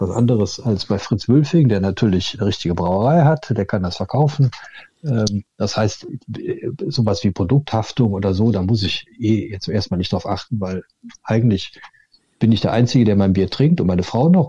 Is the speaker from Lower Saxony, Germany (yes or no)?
no; near Cologne, North Rhine-Westphalia, Germany; aus der Nähe von Köln.